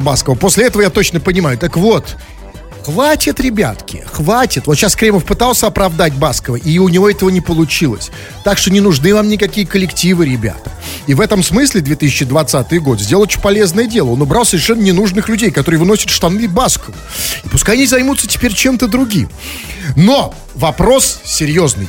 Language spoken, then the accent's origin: Russian; Saint Petersburg, Russia; я, петербуржец